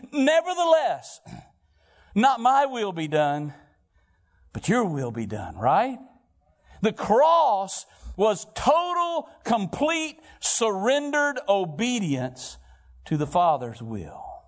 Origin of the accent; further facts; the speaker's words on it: Valparaiso, Florida, United States; I'm from Valparaiso, Florida